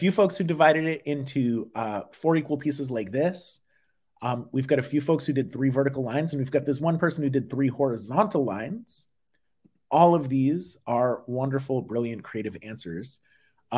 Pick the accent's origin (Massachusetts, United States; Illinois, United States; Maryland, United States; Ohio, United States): Massachusetts, United States; Massachusetts, my home state